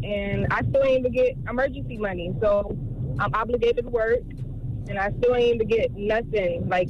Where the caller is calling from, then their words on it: Miami, Florida, United States; And we're calling from Miami.